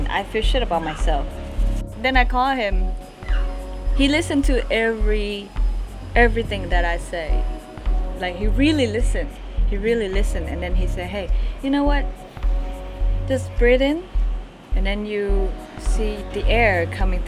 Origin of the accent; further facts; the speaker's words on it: Vietnam; I'm from Vietnam.